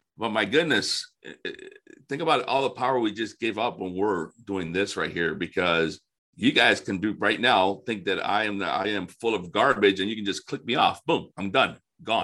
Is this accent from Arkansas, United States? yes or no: no; Florida, United States; also born or lived in Detroit area, Michigan; now in Detroit, United States; I grew up in Florida and somehow I ended up up here